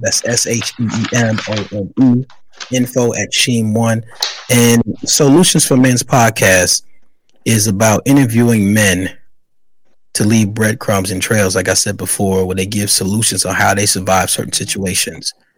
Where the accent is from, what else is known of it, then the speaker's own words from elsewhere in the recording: New York City, New York, United States; also born or lived in South Carolina; I'm from the Bronx, New York